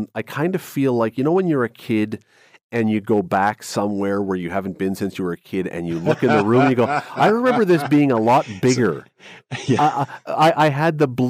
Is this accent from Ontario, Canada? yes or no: yes; Toronto, Ontario, Canada; I grew up in Toronto.